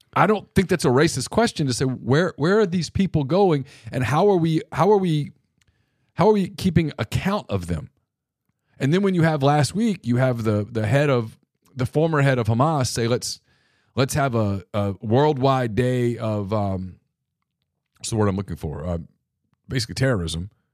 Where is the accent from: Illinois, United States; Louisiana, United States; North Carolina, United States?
Louisiana, United States; my home state of Louisiana, And look, we in Louisiana almost take pride in how corrupt our politicians are